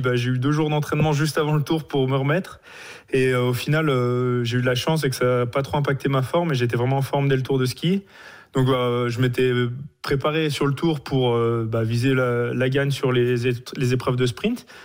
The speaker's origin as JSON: {"language": "French", "town": "Le Grand-Bornand", "region": "Auvergne-Rhône-Alpes", "country": "France", "also_born_or_lived": "Norway", "said": "je suis du Grand Bornand"}